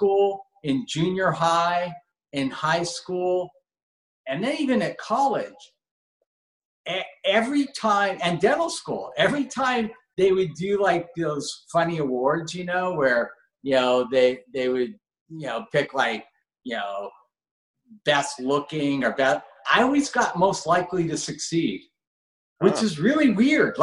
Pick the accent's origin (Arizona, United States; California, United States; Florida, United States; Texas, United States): California, United States; Los Angeles; I grew up in Granada Hills, California.